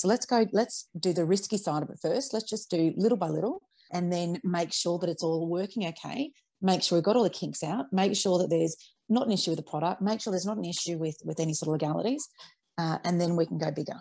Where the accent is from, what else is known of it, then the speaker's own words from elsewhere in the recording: Australia; I was raised on Vegemite like everybody else uh, in Australia